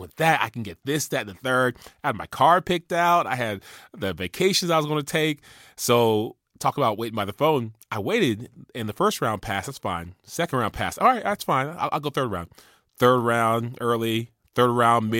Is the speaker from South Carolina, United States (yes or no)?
yes; Charleston, South Carolina, United States; We went to Charleston, my hometown